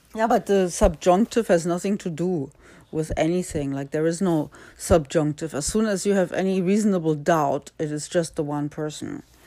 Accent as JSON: {"language": "English", "country": "Germany", "tie": "born or raised there", "said": "I was born in Germany."}